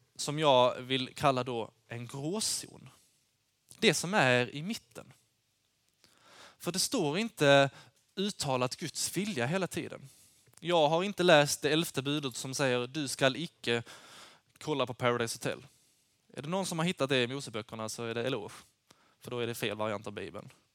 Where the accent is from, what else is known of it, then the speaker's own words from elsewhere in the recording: Lund, Skåne, Sweden; Jag kommer från, eh, Lund